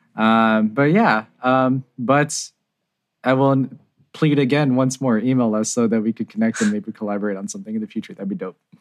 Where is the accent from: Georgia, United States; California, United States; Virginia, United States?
California, United States; San Jose; I'm from San Jose, California